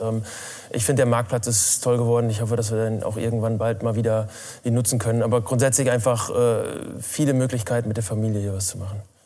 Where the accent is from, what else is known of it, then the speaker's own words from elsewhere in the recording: Rheine, North Rhine-Westphalia, Germany; also born or lived in Spelle, Lower Saxony; Mein Elternhaus ist in Spelle. Ich bin in Rheine zur Schule gegangen, deswegen in Rheine und Spelle groß geworden.